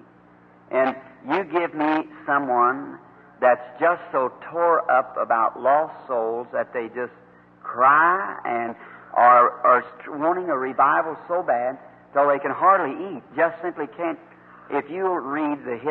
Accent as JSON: {"language": "English", "country": "United States", "said": "I'm an American"}